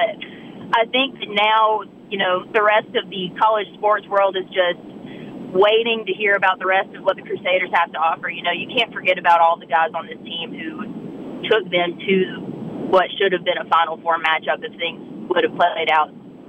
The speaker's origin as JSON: {"language": "English", "town": "Great Falls", "region": "South Carolina", "country": "United States", "accent": "Southern", "moved": "yes", "said": "The Southern accent is very prevalent, but it's because I'm from a one stoplight town in South Carolina. Shout out Great Falls"}